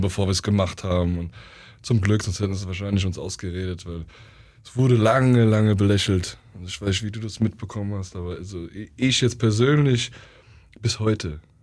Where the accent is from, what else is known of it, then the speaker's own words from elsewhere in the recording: Oberursel, Hesse, Germany; dort, wo ich war, das war so idyllisch. Mhm. Dort in Oberursel, wo ich war.